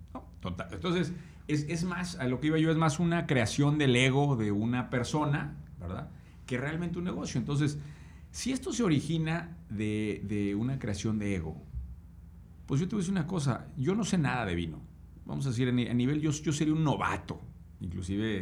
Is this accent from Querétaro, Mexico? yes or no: yes; Querétaro, Mexico; Yo soy originario de Querétaro